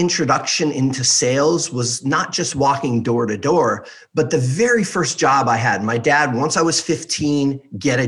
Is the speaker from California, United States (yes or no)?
yes; Beverly Hills, California, United States; I grew up in Beverly Hills, California